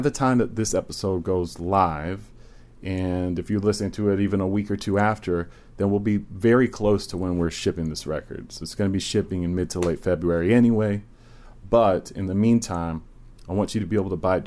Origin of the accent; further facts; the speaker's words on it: Virginia, United States; moved away; I'm originally from Virginia.